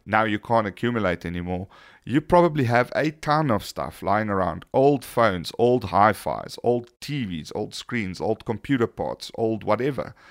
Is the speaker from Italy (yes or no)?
no; South Africa; we are South African